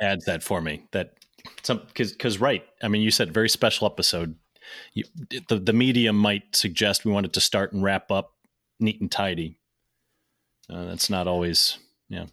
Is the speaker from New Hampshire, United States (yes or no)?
no; St. Louis, Missouri, United States; now in Cincinnati, United States; I grew up in Saint Louis.